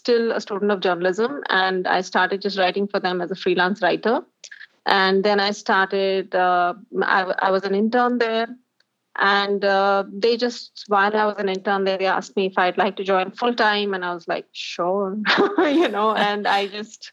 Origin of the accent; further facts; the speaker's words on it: Delhi, India; I'm an out-and-out Delhi baby.